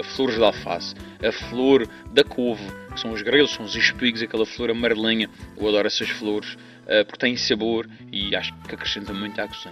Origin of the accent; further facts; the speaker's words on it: Madeira, Portugal; sou madeirense